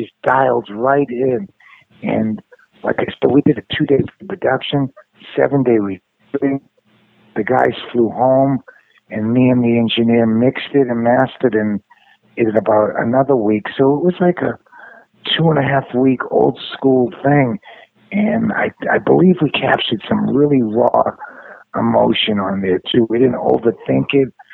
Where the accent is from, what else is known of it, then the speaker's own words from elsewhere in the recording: Revere, Massachusetts, United States; I'm from Boston, and I grew up in Revere